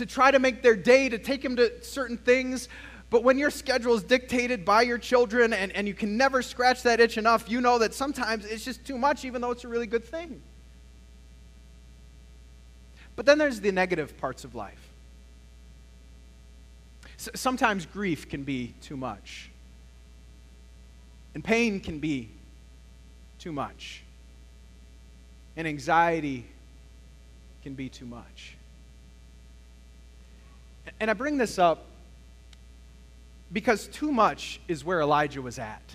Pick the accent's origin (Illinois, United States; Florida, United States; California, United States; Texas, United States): Texas, United States; El Paso; I was born in El Paso, Texas